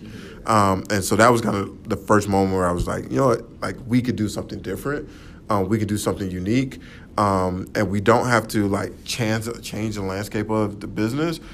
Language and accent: English; Atlanta, Georgia, United States; I'm originally from Atlanta, Georgia. Um, uh, so born and raised there.